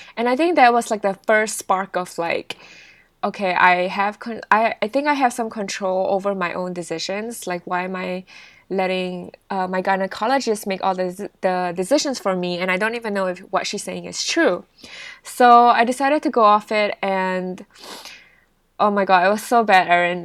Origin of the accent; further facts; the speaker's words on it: Singapore; moved away; also born or lived in United Kingdom; I'm actually Singaporean